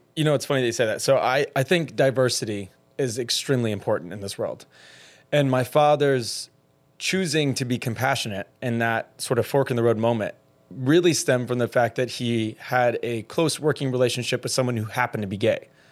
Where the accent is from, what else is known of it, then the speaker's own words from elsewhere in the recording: middle Georgia, United States; now in Miami, United States; being a closeted gay man in middle Georgia on a military base who grew up in middle class